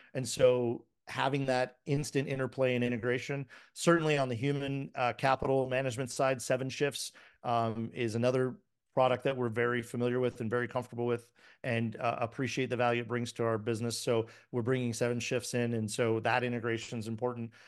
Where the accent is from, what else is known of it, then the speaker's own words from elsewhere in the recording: Miami, Florida, United States; I grew up in the seventies and early eighties. So, you know, and I'm from Miami